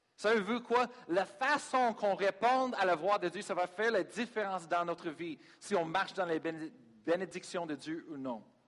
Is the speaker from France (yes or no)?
no; United States; French is a second language; moved away as an adult; now in Sherbrooke, Canada; Je suis américain